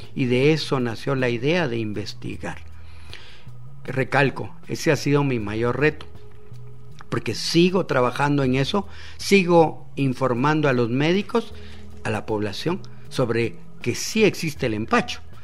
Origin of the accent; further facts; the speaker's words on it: Guatemala; está aquí frente a ti un chapín simple, un guatemalteco